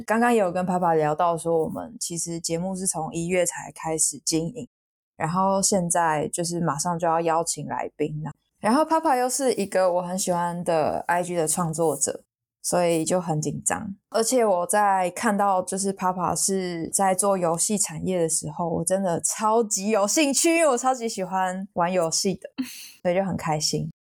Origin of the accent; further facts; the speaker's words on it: Taipei, Taiwan; moved away as an adult; now in Chiayi, Taiwan; 我是台北人，可是我现在是在嘉义这边读书跟实习